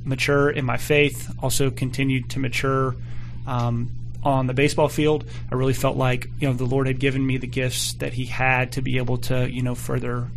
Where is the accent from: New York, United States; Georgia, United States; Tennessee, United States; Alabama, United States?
Georgia, United States; Atlanta; I was born and raised outside of Atlanta, Georgia